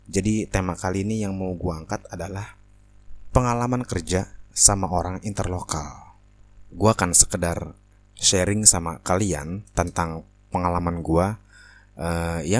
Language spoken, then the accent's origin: Indonesian; Indonesia; heh, gue juga dari Indo. Lo kalau ngomong jangan sembarangan. lo malu-maluin Indo bacotan lo begitu